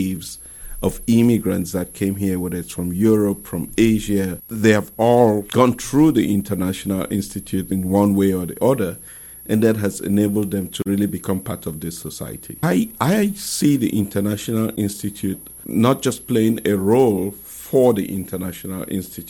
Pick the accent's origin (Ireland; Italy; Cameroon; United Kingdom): Cameroon; moved away as an adult; now in St. Louis, United States; I'm originally from Cameroon, and I moved here in 2002